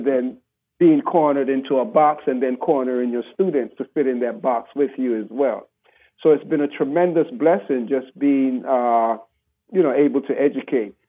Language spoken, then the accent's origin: English; Panama; growing up in Panama with, with my grandparents